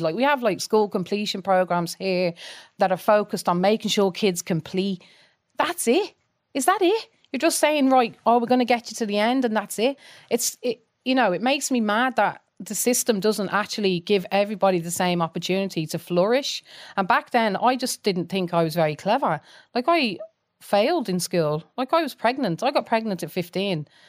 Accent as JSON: {"language": "English", "town": "Coventry", "region": "West Midlands", "country": "United Kingdom", "tie": "born or raised there", "moved": "yes", "lives_now": "Ireland", "said": "I grew up, as you can probably tell from my accent, I grew up in, um, Coventry in, in England"}